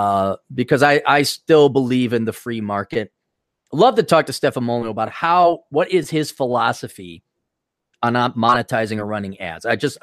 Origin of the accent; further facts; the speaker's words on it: Milwaukee, Wisconsin, United States; I grew up in Milwaukee, and there's like a mini East Coast due to Chicago being there. So people think a lot of people thought I was like from New York.